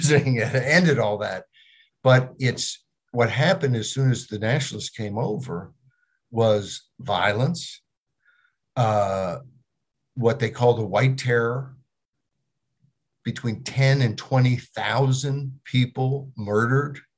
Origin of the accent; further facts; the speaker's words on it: United States; I'm an American.